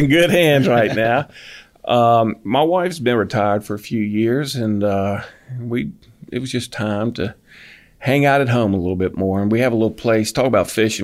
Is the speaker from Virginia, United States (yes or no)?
yes; Falls Church, Virginia, United States; now in Auburn, United States; I'm from Virginia. Oh. Yeah, I uh, grew up outside of the D.C. area in Falls Church